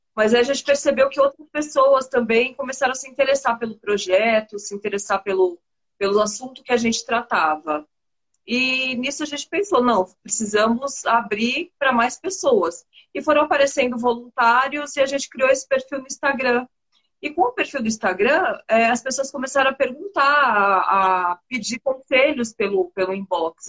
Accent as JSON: {"language": "Portuguese", "region": "São Paulo", "country": "Brazil", "tie": "born or raised there", "moved": "as an adult", "lives_now": "Recife, Brazil", "said": "Eu sou paulista, mas hoje eu moro em Recife. Tem um ano e oito meses que eu moro em Recife. Mas eu, eu nasci, cresci, vivi até agora em São Paulo"}